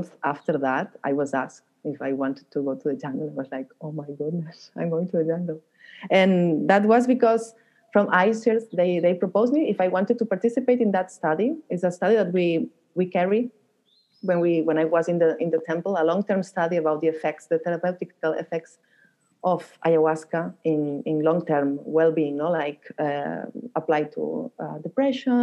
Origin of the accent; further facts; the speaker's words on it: Barcelona, Catalonia, Spain; moved away as an adult; also born or lived in Peru; I'm from Barcelona